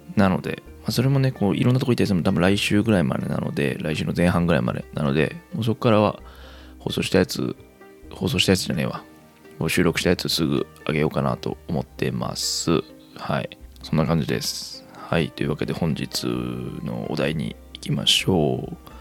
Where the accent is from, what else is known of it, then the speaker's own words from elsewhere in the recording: Kansai, Japan; 生まれも育ちも関西という生粋の関西人